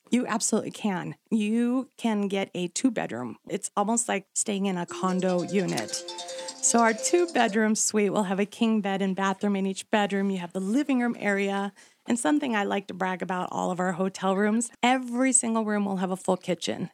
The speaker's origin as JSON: {"language": "English", "town": "Flagstaff", "region": "Arizona", "country": "United States", "tie": "born or raised there", "also_born_or_lived": "Salt Lake City", "said": "I grew up here in Flagstaff. I actually graduated from Coconino, so I am pretty much a local."}